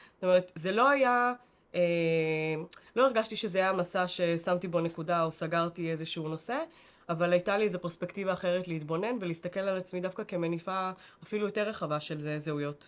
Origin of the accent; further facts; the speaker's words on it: Bat Yam, Tel Aviv District, Israel; השכונה שבה גדלנו, ו- וגדלתי בבת ים